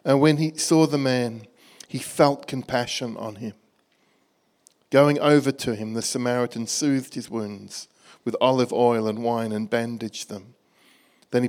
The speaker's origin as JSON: {"language": "English", "country": "Australia", "also_born_or_lived": "Bangkok, Thailand", "moved": "as an adult", "lives_now": "Birmingham, United Kingdom", "said": "You can probably tell from my accent, I'm from Birmingham. Actually, originally from Australia"}